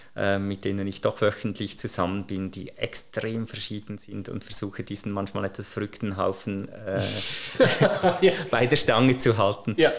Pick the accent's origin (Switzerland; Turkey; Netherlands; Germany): Switzerland; als Schweizer